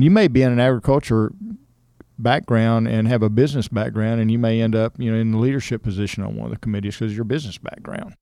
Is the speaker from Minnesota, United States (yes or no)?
no; Cypress, Texas, United States; I grew up in Cypress, Texas, so it was fairly rural.